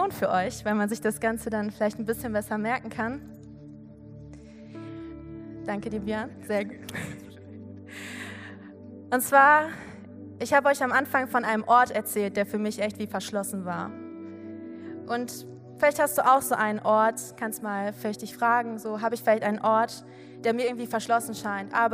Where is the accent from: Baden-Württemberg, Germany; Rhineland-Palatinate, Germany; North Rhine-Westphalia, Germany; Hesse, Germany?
Hesse, Germany; Giessen; ich komme aus Gießen. Und wenn du weißt, so Gießen ist ungefähr eine Stunde von hier mit dem Auto.